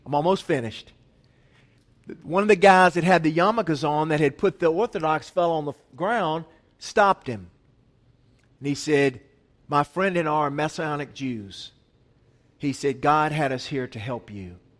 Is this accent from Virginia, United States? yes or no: no; Asheville, North Carolina, United States; I was from Asheville